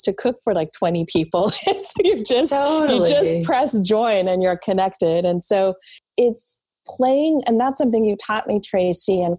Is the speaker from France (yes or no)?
yes; France; moved away; I was actually born and raised in France.